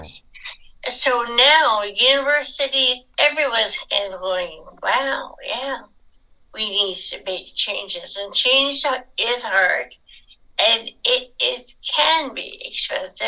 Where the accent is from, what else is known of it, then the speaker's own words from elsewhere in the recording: England, United Kingdom; now in Nanaimo, Canada; I was born in England, so I am British by birth.